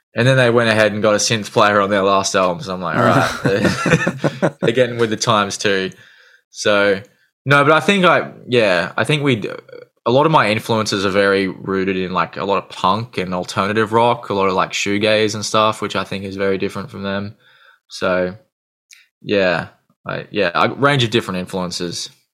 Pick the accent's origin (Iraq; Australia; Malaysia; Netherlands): Australia; Gold Coast, Queensland; I generally say I'm from the Gold Coast, but I'm kind of on the on the outskirts